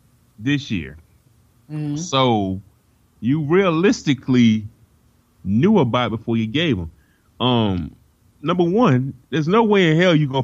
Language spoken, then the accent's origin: English; the Carolinas, United States; Since I'm from the Carolinas, man.